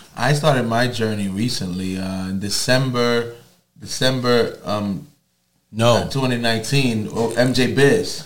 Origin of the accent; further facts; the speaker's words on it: New York City, New York, United States; growing up in Harlem